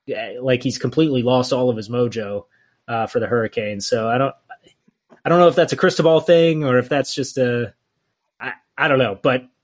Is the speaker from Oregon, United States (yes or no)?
no; Tennessee, United States; moved away as an adult; also born or lived in Texas; I'm from Tennessee.